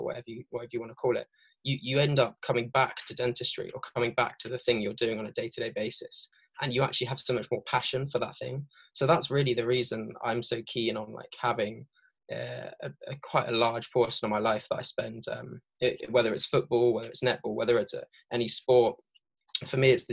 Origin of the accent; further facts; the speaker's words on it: Devon, Somerset, South West England, United Kingdom; moved away as an adult; now in London, United Kingdom; I'm from down south, so down like Devon, Somerset way. So that's originally where I'm from